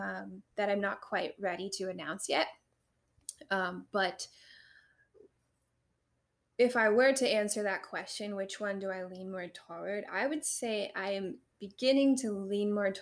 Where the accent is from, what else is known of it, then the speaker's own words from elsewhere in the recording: Loveland, Ohio, United States; also born or lived in Milford; I went to school in Milford. Okay. And I grew up in Loveland